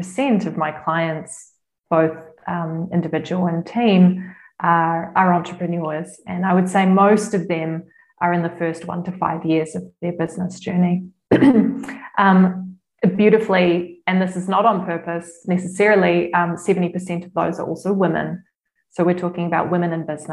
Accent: New Zealand; now in Lucerne, Switzerland; I'm from New Zealand, a lot of my clients are in New Zealand

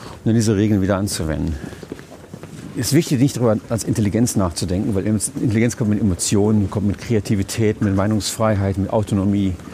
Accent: United States; Ich kann mich als Amerikaner auf eine deutsche Straße bewegen und mir die Häuser anschauen.

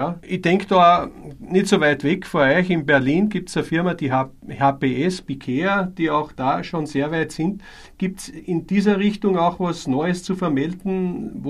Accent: Austria; Bei uns in Österreich betrifft es uns stark.

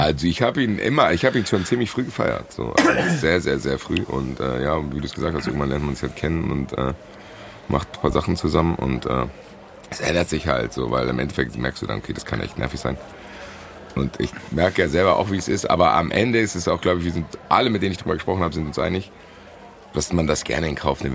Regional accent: Frankfurt, Hesse, Germany; bin ich schon mal kein Deutscher, ich bin Frankfurter

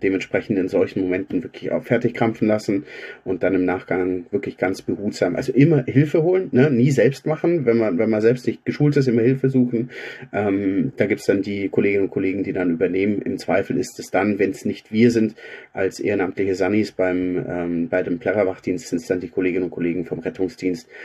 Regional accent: Augsburg, Bavaria, Germany; Ich bin gebürtiger Augsburger

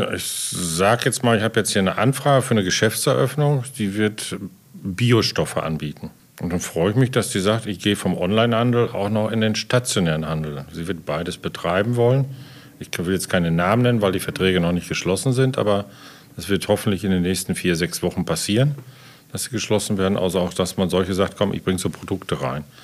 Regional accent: Dortmund, North Rhine-Westphalia, Germany; now in Lemgo, Germany; bin ja eigentlich Dortmunder

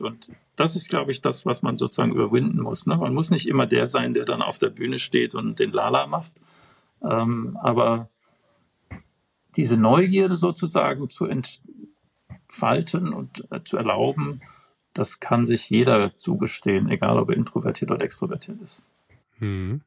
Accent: Bonn, North Rhine-Westphalia, Germany; als Bonner

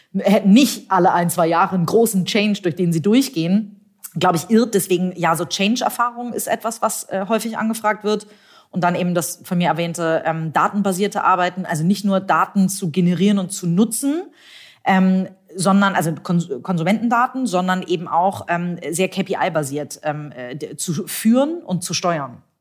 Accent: Hamburg, Germany; ich bin Hamburgerin, tatsächlich auch gebürtige Hamburgerin, habe hier Jura studiert in Hamburg

